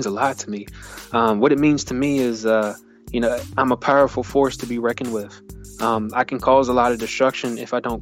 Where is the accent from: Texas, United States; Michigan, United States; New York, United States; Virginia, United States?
Virginia, United States; Richmond; I was born and raised in Richmond, Virginia, by my mother, who was a single parent